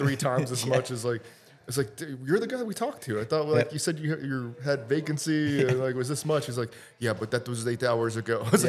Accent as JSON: {"language": "English", "country": "Honduras", "tie": "born or raised there", "also_born_or_lived": "Costa Rica", "said": "I was born in Costa Rica, and then I lived in Honduras for a little bit. Like, I wasn't from Costa Rica."}